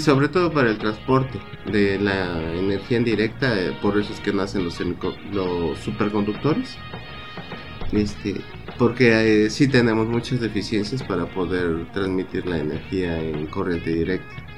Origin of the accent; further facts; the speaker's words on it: Mexico; los mexicanos somos excelentes integradores